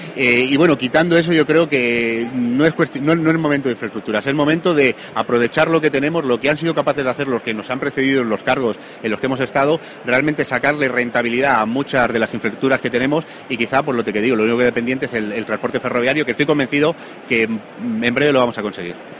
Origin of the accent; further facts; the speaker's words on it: La Serena, Extremadura, Spain; la comarca de la Serena, por cierto, de donde yo vengo